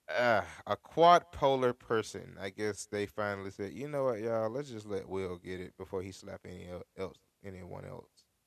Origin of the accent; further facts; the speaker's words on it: United States; And I come from America. I don't come from anywhere in Europe